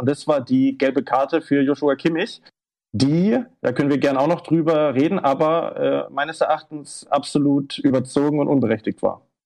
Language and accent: German; Germany; als Deutscher